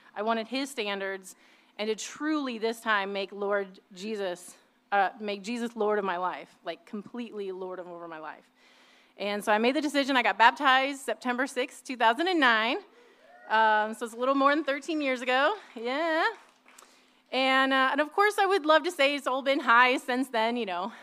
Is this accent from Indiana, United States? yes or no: yes; Indiana, United States; also born or lived in Midwest; now in South Bay, United States; I was born and raised in the Midwest, and um, after my parents divorced, when I was about three or four years old, we moved to Indiana with my mom